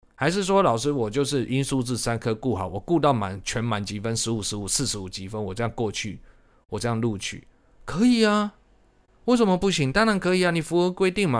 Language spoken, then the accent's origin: Chinese; Taiwan; 是最后一届台湾省联招，以前还叫台湾省